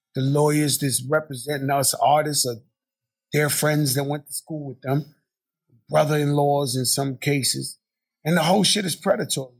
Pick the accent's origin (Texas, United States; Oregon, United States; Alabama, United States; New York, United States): New York, United States; New York City; I'm born in my projects. I'm, you know, I was born in Bronx, Lebanon, across the street from where Larry Davis shot the cops. That's where I was born. And they brought me to the projects